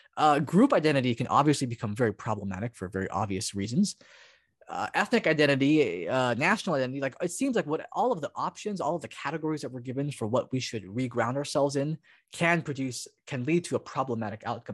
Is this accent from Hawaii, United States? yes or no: yes; Hawaii, United States; also born or lived in Oregon; now in Portland, United States; Japanese, uh, uh, person from Hawaii